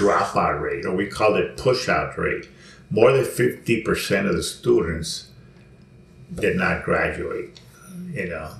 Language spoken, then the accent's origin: English; Mexico; now in Los Angeles, United States; because when I came from Mexico, I lived in South L.A., where it was Chicano Black, and the older whites are already moving out.